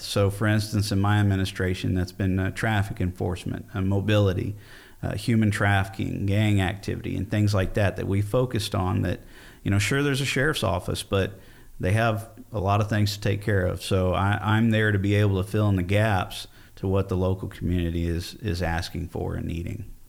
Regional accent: Fort Bend County, Texas, United States; born or raised there; also born or lived in Austin, Texas

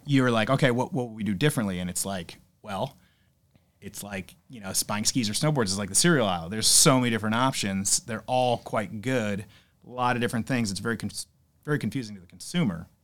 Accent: Southington, Connecticut, United States; I grew up in Connecticut, Southington, Connecticut.

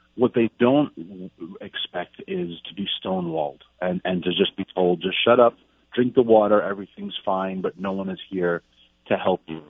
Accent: New York, United States; I'm a New Yorker

